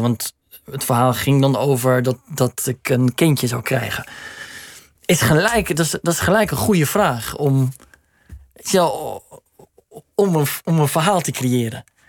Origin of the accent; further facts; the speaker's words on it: Netherlands; we zijn gewoon Nederlanders